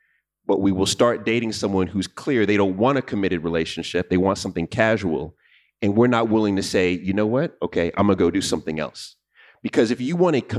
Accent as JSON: {"language": "English", "region": "New York", "country": "United States", "said": "I'm from New York"}